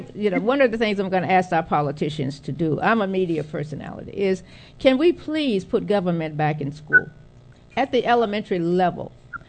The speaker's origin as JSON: {"language": "English", "town": "Conroe", "region": "Texas", "country": "United States", "said": "I'm from Conroe, Texas. I went to Texas Southern to school."}